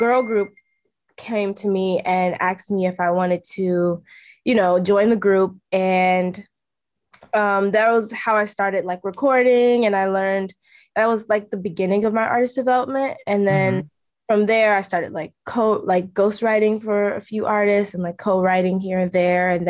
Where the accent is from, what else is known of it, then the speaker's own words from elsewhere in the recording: New York, United States; also born or lived in Los Angeles, California / Atlanta, Georgia; when I moved to New York